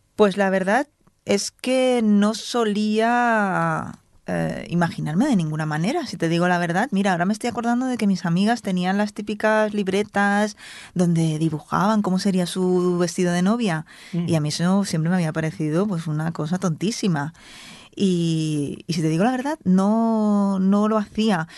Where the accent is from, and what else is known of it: Spain